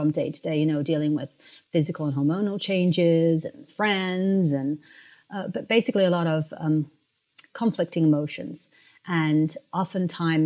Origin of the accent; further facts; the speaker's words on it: London, United Kingdom; moved away as an adult; also born or lived in Africa; now in United States; I was born in Africa and I grew up in London and then came to the United States, where I went to college and started living